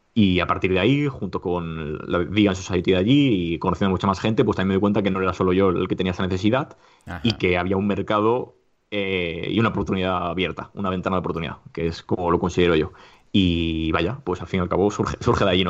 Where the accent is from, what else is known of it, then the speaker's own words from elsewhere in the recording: Alicante, Valencian Community, Spain; now in Madrid, Spain; actualmente em, resido en Madrid, pero yo soy de Alicante